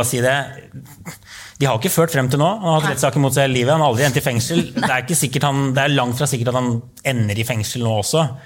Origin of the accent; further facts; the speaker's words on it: New York, United States; moved away; hjembyen min, New York